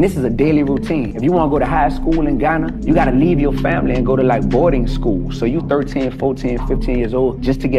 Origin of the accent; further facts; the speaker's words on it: New Orleans, Louisiana, United States; I'm from New Orleans. I'm from the East Side, man.